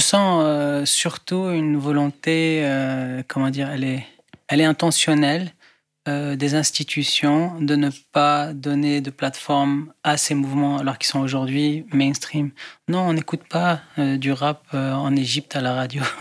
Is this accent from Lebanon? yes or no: yes; Beirut, Beirut Governorate, Lebanon; moved away as an adult; now in France; je viens du Liban, de Beyrouth